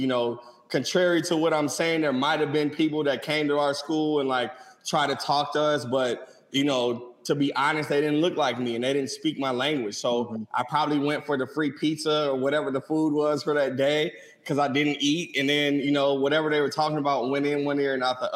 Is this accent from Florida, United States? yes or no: no; St. Louis, Missouri, United States; I'm from St. Louis, Missouri